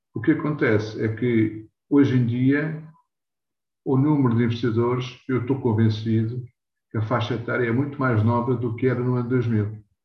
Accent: Lisbon, Portugal; eu nasci em Lisboa, nada e criado em Lisboa

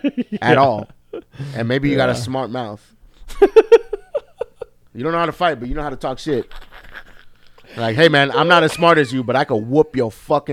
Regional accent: New York City, New York, United States; moved away; also born or lived in Miami, Florida; I grew up, you know, in Queens, in New York, and where I grew up in Queens is Flushing.

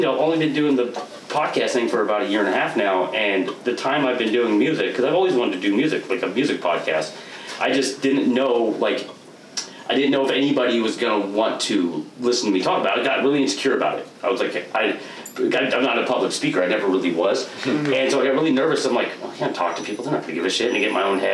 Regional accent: Portland, Oregon, United States; moved away as an adult; now in Vancouver, United States; I grew up in Portland. I've only lived in Vancouver for, like, the last 8 years

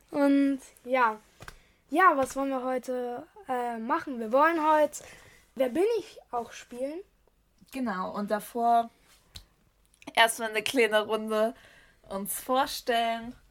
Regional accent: Saxony, Germany; wir kommen aus Raum Sachsen

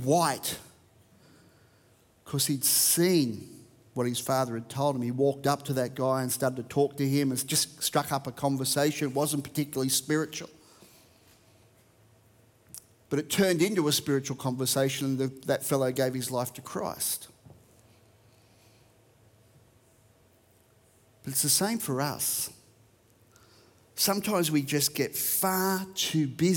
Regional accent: Australia; Australian is my first language, English is my second

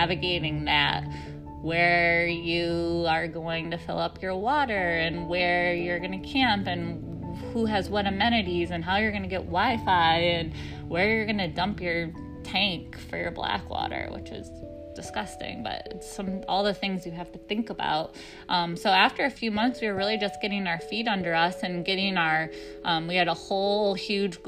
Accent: upstate New York, United States; moved away as an adult; We're from upstate New York originally, but we moved out west

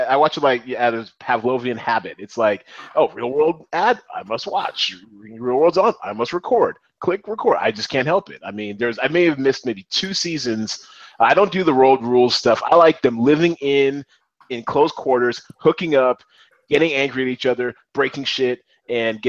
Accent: Seattle, Washington, United States; my hometown of Seattle

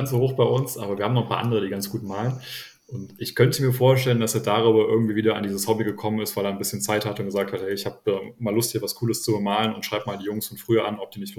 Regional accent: Nettetal, North Rhine-Westphalia, Germany

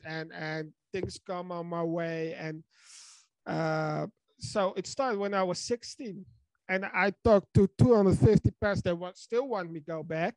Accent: Netherlands; I'm from the Netherlands

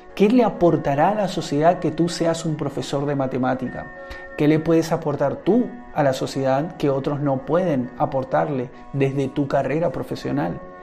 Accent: Argentina; en mi país, en Argentina donde vivo

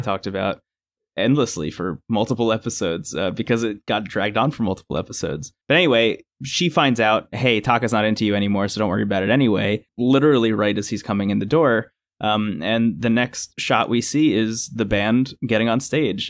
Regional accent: New Jersey, United States; I grew up in New Jersey

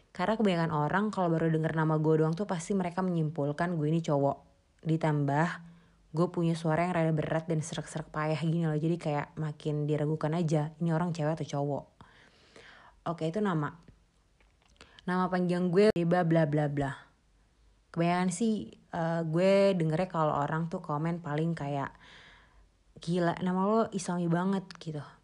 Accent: Jakarta, Indonesia; Terus gue ini darah Sunda guys. Jadi bokap nyokap gue ini asli Sunda Cuma gue lahir dan besar di Jakarta, jadi ya gini.

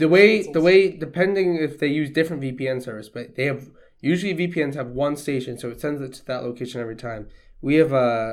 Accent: Ohio, United States; I mean, we are American people in the middle of nowhere, Ohio.

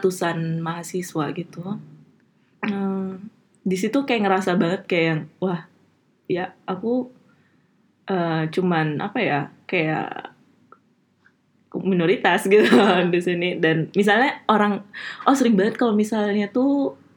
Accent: Bali, Indonesia; moved away as an adult; now in Aachen, Germany; aku asli dari Bali agamaku masih agama Hindu

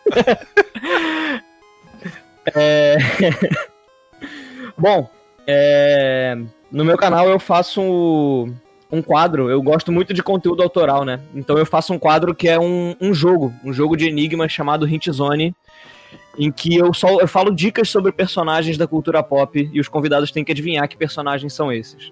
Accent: Rio de Janeiro, Brazil; eu sou carioca, mas apesar de eu ser carioca

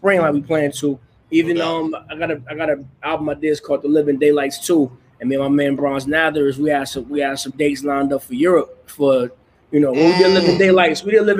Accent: Grand Rapids, Michigan, United States; You know, it's a small Midwestern town. It's the second biggest city in the state of Michigan, so Detroit is the biggest city, and Grand Rapids is the second largest. Industrial town, blue collar town.

